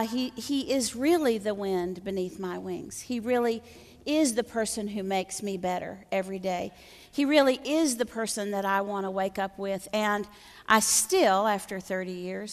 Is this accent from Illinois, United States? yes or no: no; Floydada, Texas, United States; I'm from a little town in the panhandle of Texas. I'm from Floydada, Texas